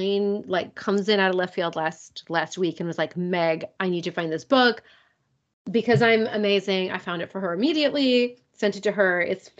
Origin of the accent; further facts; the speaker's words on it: United States; I am American.